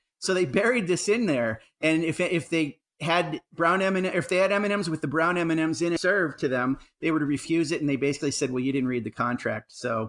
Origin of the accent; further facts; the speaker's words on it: New York, United States; also born or lived in New Hampshire / Ohio; now in Columbus, United States; I grew up in New York State, lived in New Hampshire about 15 years, and moved to Ohio for an ad agency job.